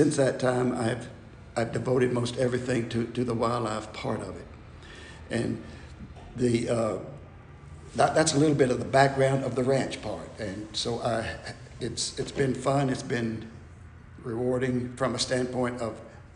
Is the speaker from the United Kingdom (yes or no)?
no; Florida, United States; moved away as an adult; also born or lived in Oklahoma City, Oklahoma; now in Abilene, United States; we wound up in Florida, and I went to junior high school in Florida